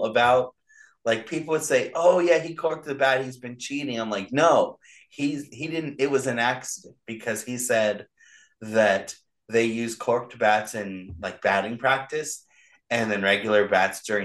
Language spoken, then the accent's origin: English; Orange County, California, United States; We grew up in Orange County near where the Angels played.